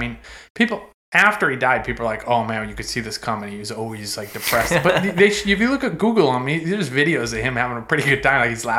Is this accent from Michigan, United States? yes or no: no; Connecticut, United States; I grew up in Connecticut, dude.